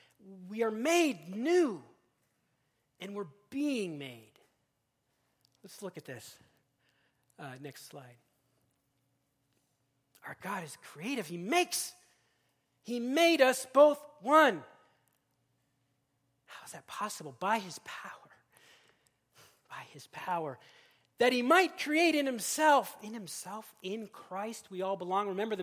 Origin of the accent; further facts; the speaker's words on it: Seattle, Washington, United States; also born or lived in Kansas; I came most recently from Kansas, but of course I'm from Seattle, did some seminary in Boston, so I'm just like a mutt, okay?